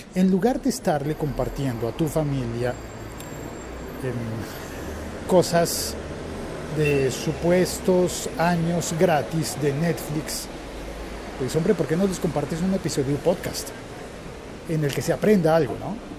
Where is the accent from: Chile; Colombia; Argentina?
Colombia